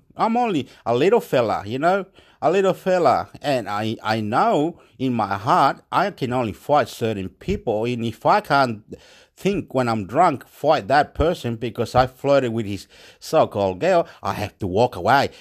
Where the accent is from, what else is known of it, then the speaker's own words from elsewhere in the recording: Chile; moved away; I'm from Chile.